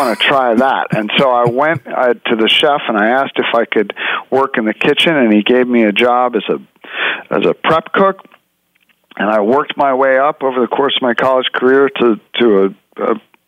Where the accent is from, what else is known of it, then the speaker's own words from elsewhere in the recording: New York City, New York, United States; I grew up in New York City, and New York City is a great food town.